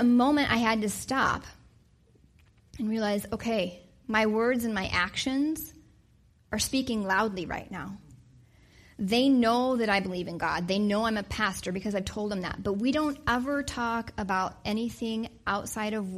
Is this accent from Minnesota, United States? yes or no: no; Wyoming, United States; now in Wisconsin, United States; I grew up in Wyoming.